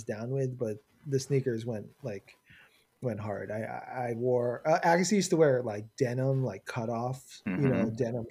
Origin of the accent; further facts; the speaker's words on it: Long Island, New York, United States; moved away; also born or lived in Flushing, New York; I was raised in Flushing, but I mostly grew up in Long Island